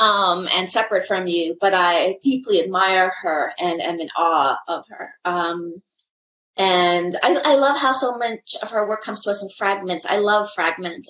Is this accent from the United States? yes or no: no; Canada; I see myself as a Canadian person.